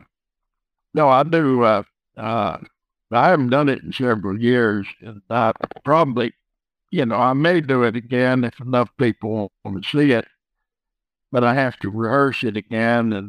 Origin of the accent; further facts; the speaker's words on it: West Texas, United States; growing up in West Texas